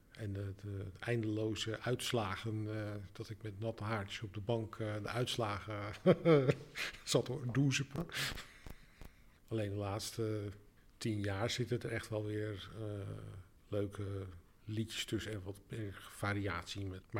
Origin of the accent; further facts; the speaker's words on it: Alkmaar, North Holland, Netherlands; also born or lived in Amsterdam; now in Rotterdam, Netherlands; nee ik kom oorspronkelijk uit Alkmaar. En ik heb zelfs ook nog acht jaar in 020 gewoond, want daar heb ik gestudeerd. Ik woon nu eigenlijk, eh, denk ik, uh, eh, 13 jaar in Rotterdam.